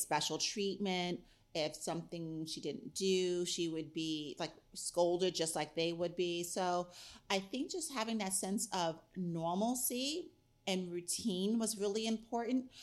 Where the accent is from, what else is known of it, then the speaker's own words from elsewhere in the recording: New York, United States; now in Pittsburgh, United States; I grew up in New York